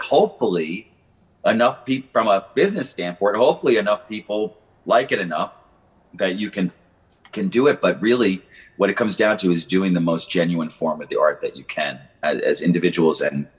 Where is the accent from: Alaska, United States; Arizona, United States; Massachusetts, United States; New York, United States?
New York, United States; Long Island; now in Nashville, United States; You know, I moved to Nashville from Long Island, you know, as a bluegrass guitar player.